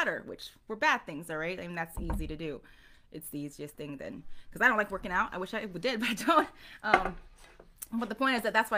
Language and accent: English; South Korea; moved away; I'm from Korea